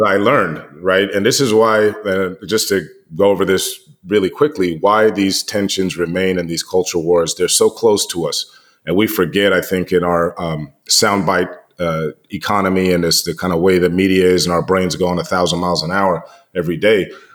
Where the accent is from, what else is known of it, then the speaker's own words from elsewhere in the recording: United States; being American and, and living here